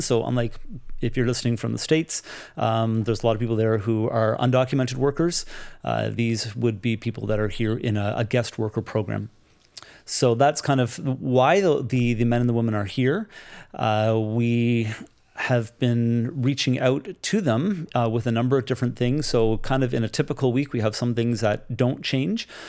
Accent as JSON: {"language": "English", "town": "Toronto", "region": "Ontario", "country": "Canada", "tie": "born or raised there", "said": "I grew up in the Toronto area"}